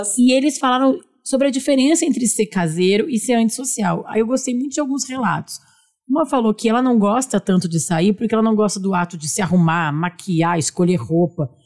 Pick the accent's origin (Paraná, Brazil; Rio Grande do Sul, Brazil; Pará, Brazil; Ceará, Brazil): Rio Grande do Sul, Brazil; Porto Alegre; now in São Paulo, Brazil; Nós também somos gaúchas de Porto Alegre